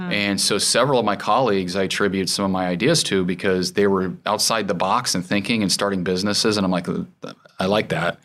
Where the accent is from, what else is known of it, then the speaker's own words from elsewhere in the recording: Goshen, Indiana, United States; I was born in Goshen, Indiana.